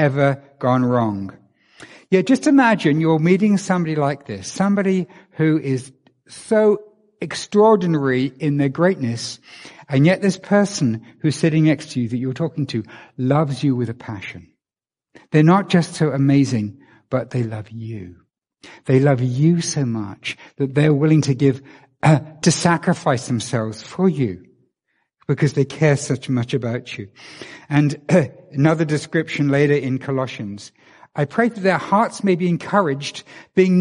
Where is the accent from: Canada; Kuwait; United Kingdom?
United Kingdom; England; moved away; I'm from England